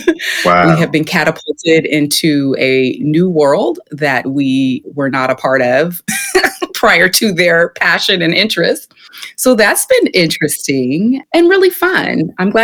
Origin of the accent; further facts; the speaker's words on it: Sacramento, California, United States; I'm from Sacramento, often in Bay Area shadow, but I was born and raised here, as was my mother.